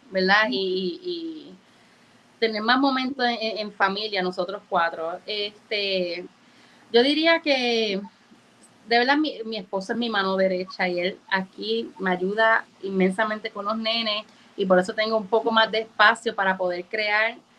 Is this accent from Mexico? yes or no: no; Moca, Puerto Rico; also born or lived in Orlando, Florida; aunque no nací en Puerto Rico, eh, mis padres son boricuas y llevo aquí desde los cuatro años y yo soy nativa